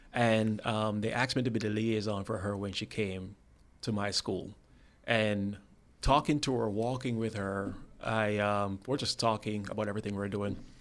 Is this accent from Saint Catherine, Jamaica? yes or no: yes; Spanish Town, Saint Catherine, Jamaica; moved away; I'm from a town called Spanish Town, Jamaica.